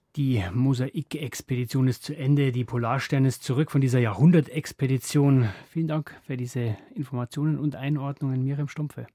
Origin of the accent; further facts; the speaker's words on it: Bavaria, Germany; bei uns in Bayern